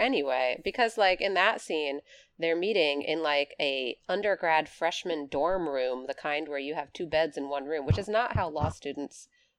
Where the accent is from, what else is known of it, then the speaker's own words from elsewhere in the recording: United States; speaking as an American